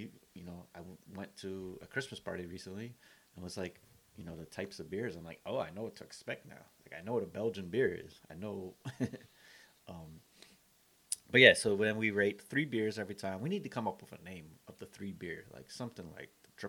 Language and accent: English; Compton, California, United States; also born or lived in Columbia; it was us growing up in Columbia and Compton, California, straight out of Compton.